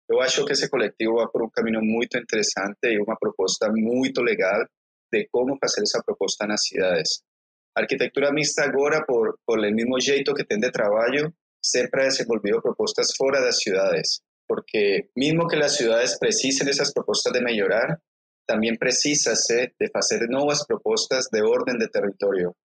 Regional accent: Colombia; yo soy de Colombia, ¿eh? Soy de una región muy específica.

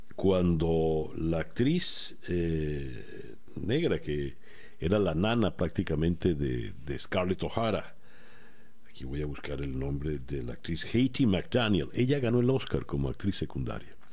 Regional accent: Venezuela; now in Miami, United States; a mí como venezolano

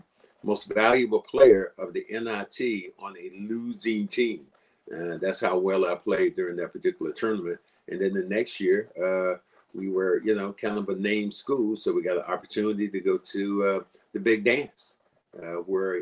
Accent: Kinston, North Carolina, United States; moved away as an adult; also born or lived in Charlotte; I did not love my hometown

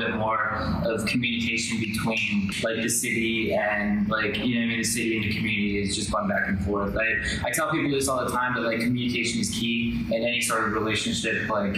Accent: Española, New Mexico, United States; moved away as an adult; now in Albuquerque, United States; I grew up in Espanol pretty much. I lived there all the way through high school, and then I moved down to Albuquerque

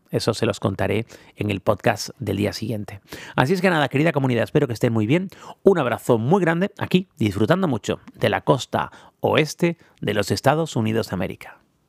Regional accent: Tenerife, Canary Islands, Spain; todos los que somos de Tenerife en el Sauzal

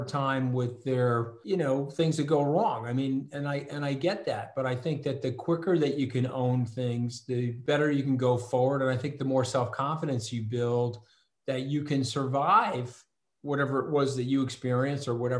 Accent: Port Washington, New York, United States; I'm from Port Washington

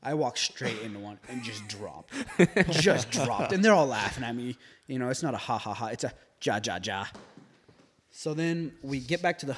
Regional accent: United States; me being the American

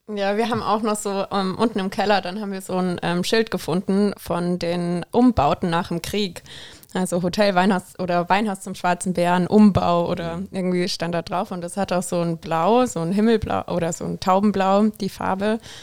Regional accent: Southern Germany, Germany; moved away as an adult; now in Koblenz, Germany; ich komme ja auch aus dem Süden von Deutschland

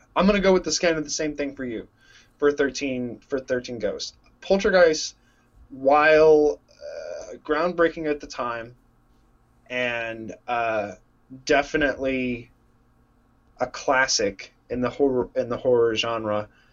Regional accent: Texas, United States; moved away as an adult; now in Illinois, United States; I grew up in Texas

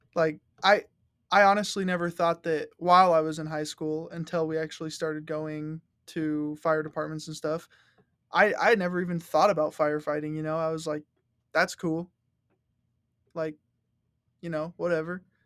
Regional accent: Rock Springs, Wyoming, United States; growing up in Rock Springs

